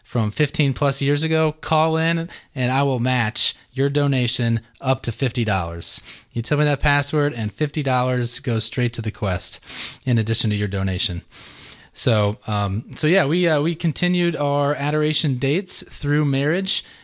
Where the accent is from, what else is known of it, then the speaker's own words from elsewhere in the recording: Georgia, United States; So um, uh, I grew up here in Georgia and I uh, went to St. Pius High School.